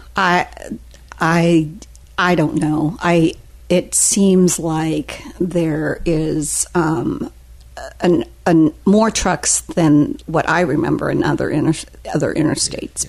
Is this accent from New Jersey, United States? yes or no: no; Newton, Kansas, United States; moved away as an adult; now in Daytona Beach, United States; it was central Kansas, a little town called Newton, which is about 30 minutes outside of Wichita